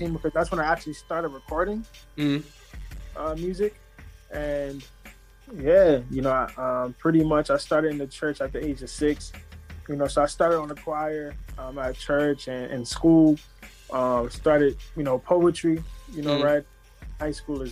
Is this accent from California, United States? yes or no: no; New York City, New York, United States; I'm from Southside Jamaica, Queens